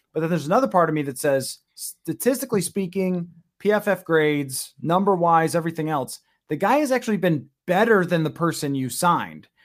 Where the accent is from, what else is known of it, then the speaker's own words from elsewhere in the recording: Buffalo, New York, United States; growing up in Buffalo